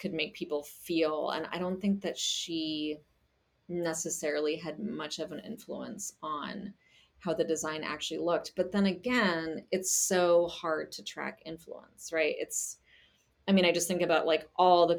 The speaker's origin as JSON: {"language": "English", "country": "Germany", "tie": "born or raised there", "moved": "yes", "said": "I grew up in Germany and I speak German"}